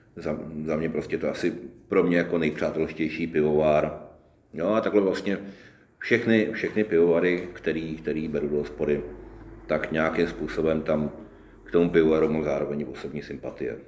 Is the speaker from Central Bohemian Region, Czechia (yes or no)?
no; Roudnice nad Labem, Ústí nad Labem Region, Czechia; also born or lived in Boušovice; jsem jako malý vyrůstal, vyrůstal, vyrůstal v Roudnici